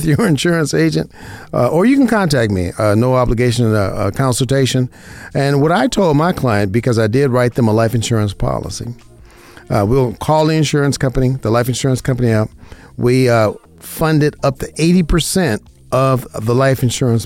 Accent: Las Vegas, Nevada, United States; I'm an insurance broker right here in Las Vegas, Nevada, my hometown, born and raised in Las Vegas, Nevada

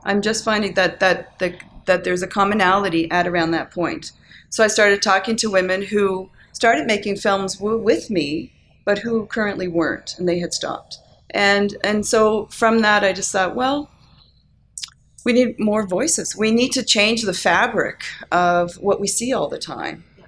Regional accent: Cape Breton, Nova Scotia, Canada; moved away as an adult; now in Calgary, Canada; I grew up in Cape Breton.

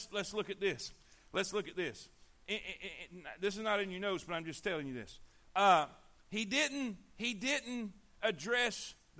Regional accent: Fort Pierce, Florida, United States; we grew up in Fort Pierce

